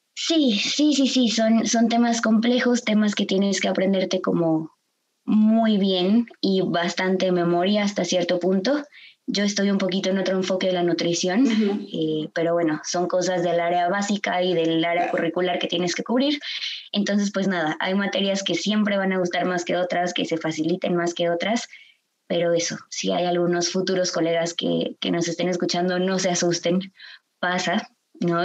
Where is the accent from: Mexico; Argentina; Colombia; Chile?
Mexico; Guadalajara, Jalisco; yo soy nacida y crecida aquí en Guadalajara